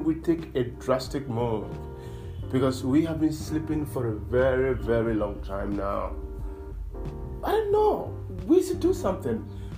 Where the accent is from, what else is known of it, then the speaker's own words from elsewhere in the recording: Accra, Greater Accra, Ghana; also born or lived in Nigeria; I'm an African, a proud one for that matter. I'm from Ghana, in West Africa. I was born and raised in Accra, Ghana. I've lived 80% of my life in Africa.